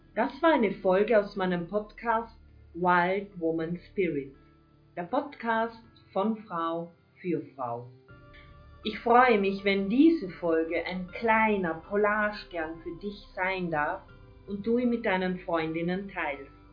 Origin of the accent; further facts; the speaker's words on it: Carinthia, Austria; also born or lived in Villach; bei uns in Kärnten